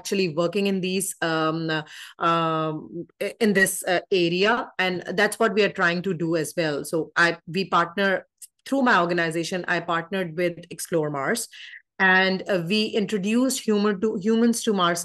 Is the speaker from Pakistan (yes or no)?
yes; Pakistan; I'm from Pakistan.